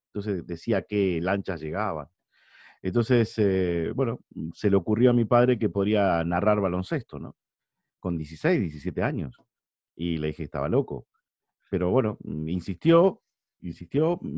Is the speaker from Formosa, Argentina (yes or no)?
no; San Nicolás de los Arroyos, Buenos Aires Province, Argentina; moved away as an adult; now in Madrid, Spain; donde vivíamos, ¿no? donde yo nací, que es San Nicolás de los Arroyos, en Argentina.